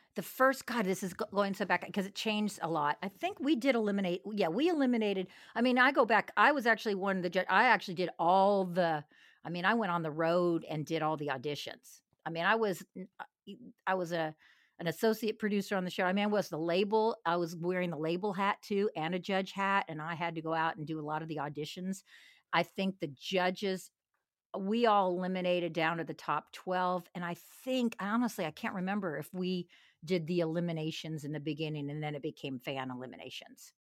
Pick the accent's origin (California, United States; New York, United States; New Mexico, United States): California, United States; Los Angeles; moved away as an adult; now in Nashville, United States; I come from, I'm from Los Angeles.